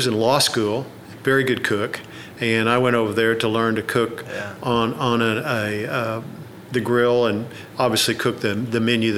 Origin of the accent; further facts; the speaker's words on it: Oklahoma City, Oklahoma, United States; I grew up in Oklahoma City, where I was born